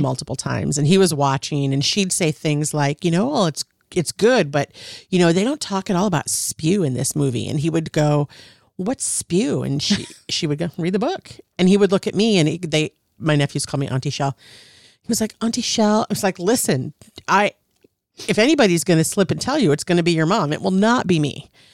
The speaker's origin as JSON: {"language": "English", "region": "Minnesota", "country": "United States", "tie": "born or raised there", "also_born_or_lived": "Wisconsin / California", "said": "grew up mostly in Minnesota, lived in Wisconsin for a couple of years, born in California, but primarily from in and around the Twin Cities"}